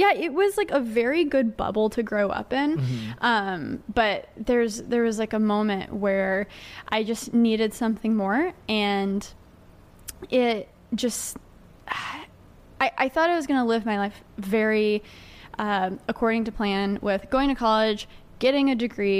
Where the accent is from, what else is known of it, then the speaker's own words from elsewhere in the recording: Grapevine, Texas, United States; moved away as an adult; now in New York City, United States; I born and raised in Texas, and I ended up moving to New York City about 3 years ago